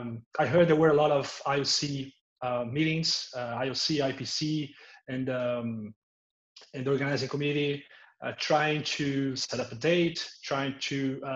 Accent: Rio de Janeiro, Brazil; also born or lived in Switzerland; I went to get a master's degree in Switzerland. I worked for the IOC, and now I'm back in my hometown, which is Rio de Janeiro.

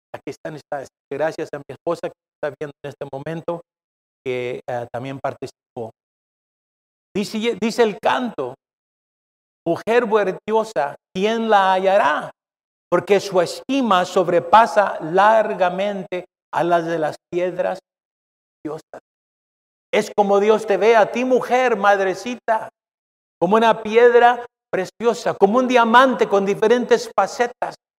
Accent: Mexico; now in United States; soy mexicano

